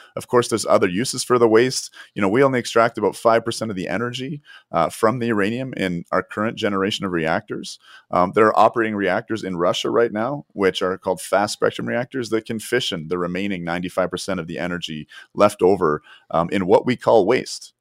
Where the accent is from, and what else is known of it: Canada